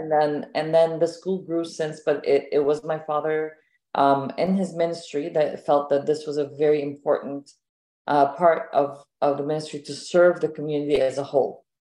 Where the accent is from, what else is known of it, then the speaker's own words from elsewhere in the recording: Ontario, Canada; also born or lived in Egypt / Seattle; So I grew here. I came when I was 10 and I've been here since. Grew up, went to school here, elementary, middle school, high school, university. Got married here